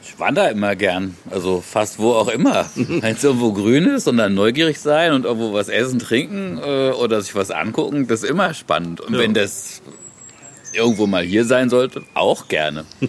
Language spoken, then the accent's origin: German; Cologne, North Rhine-Westphalia, Germany; Ich bin in Köln geboren und ein bisschen so auch am Rhein aufgewachsen